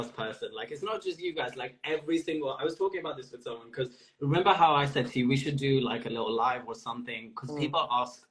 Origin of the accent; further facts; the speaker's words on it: Multan, Punjab, Pakistan; also born or lived in Netherlands / Lahore; now in London, United Kingdom; growing up in Lahore and Multan